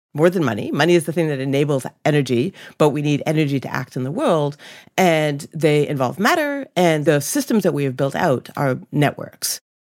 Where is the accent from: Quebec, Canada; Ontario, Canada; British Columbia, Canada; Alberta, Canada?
Ontario, Canada; growing up in Canada